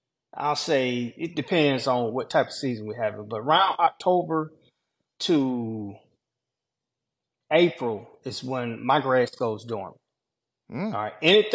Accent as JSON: {"language": "English", "region": "Georgia", "country": "United States", "said": "I'm from Georgia."}